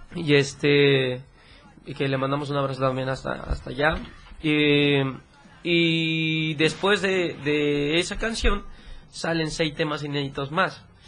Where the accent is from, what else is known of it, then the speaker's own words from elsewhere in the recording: Mapa, Chiapas, Mexico; moved away as an adult; now in Mexico City, Mexico; Amo mucho ese pueblo, pero ya llevo cinco años fuera de la ciudad, eh, de, fuera de mapa. Vivo en Ciudad de México